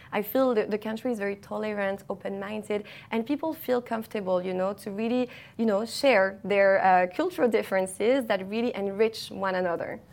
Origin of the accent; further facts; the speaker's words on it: Paris, Île-de-France, France; moved away as an adult; now in Dubai, United Arab Emirates; I studied art market management in Paris, in my hometown